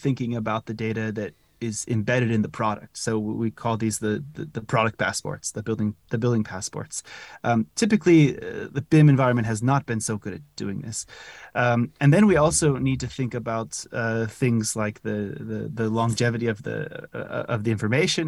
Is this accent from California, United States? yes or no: yes; California, United States; moved away as an adult; also born or lived in Zurich, Switzerland; now in Netherlands; originally I'm from California